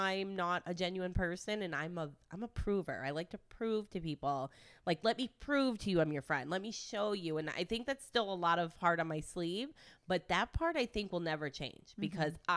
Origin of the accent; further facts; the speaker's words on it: Detroit, Michigan, United States; moved away; also born or lived in Italy; I'm from Michigan. I'm from Detroit and Italy